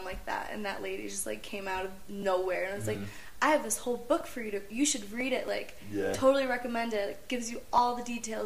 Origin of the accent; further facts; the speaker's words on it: Illinois, United States; we're from Illinois, like, the biggest city there is Chicago